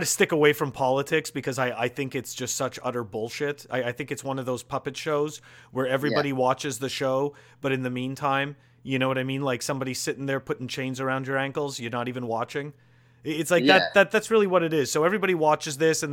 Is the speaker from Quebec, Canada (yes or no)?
yes; Montreal, Quebec, Canada; now in United States; I'm originally from Montreal, and I live in the U.S.